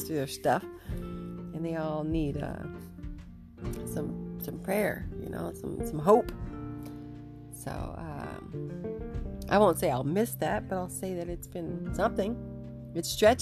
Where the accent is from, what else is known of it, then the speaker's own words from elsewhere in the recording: United States; moved away as an adult; now in Vancouver, Canada; I'm originally from America